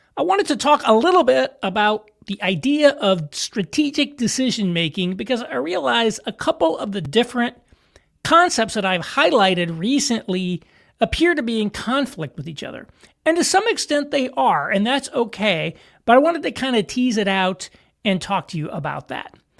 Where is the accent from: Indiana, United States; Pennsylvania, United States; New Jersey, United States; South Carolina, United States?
Indiana, United States; southern; moved away; small town in southern Indiana, like where I'm from